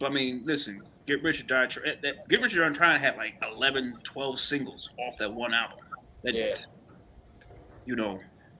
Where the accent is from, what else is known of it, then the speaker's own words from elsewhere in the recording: New York, United States; now in California, United States; As a New Yorker